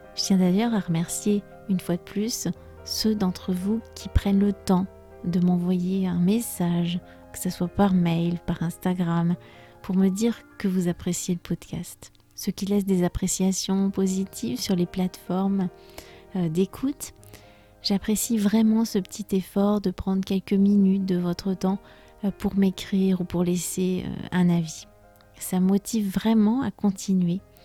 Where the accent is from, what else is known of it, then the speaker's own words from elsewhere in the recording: France; je suis française